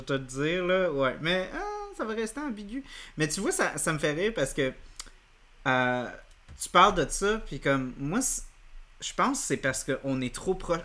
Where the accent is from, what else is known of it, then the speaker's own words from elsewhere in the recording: Montreal, Quebec, Canada; en tant que Montréalais